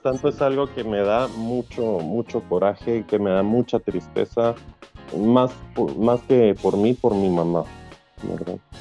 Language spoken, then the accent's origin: Spanish; Guatemala; now in Europe; yo soy de Guatemala